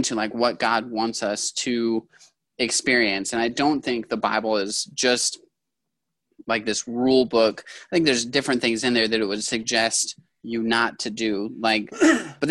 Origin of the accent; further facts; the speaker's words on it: Yakima, Washington, United States; I'm from Yakima